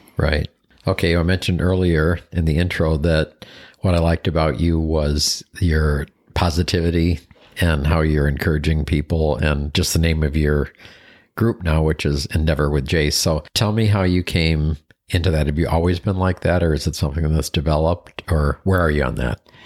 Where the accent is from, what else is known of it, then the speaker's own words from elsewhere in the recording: Buffalo, New York, United States; moved away; So I grew up in Buffalo, New York